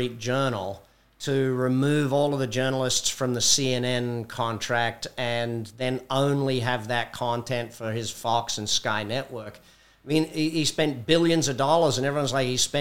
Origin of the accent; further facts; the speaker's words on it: Australia; now in United States; being Australian